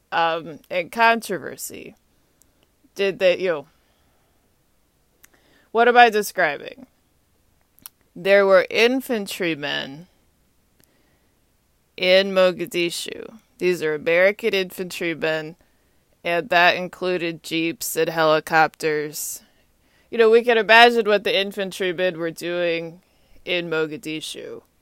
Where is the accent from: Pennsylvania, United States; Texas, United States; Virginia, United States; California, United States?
Texas, United States; moved away; So I'm from Texas originally. … I'm a Longhorn. I graduated from UT Austin.